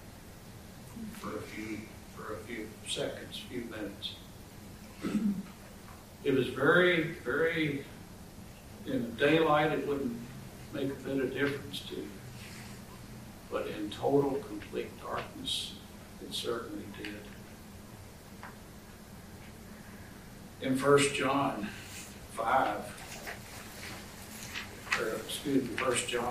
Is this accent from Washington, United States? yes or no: no; Kentucky, United States; I grew up in Kentucky